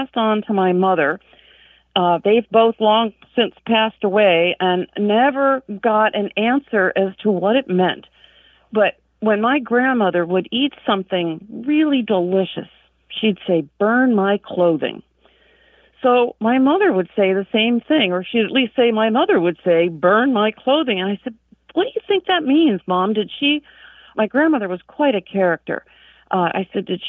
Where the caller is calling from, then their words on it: Nome, Alaska, United States; I'm calling in from Nome, Alaska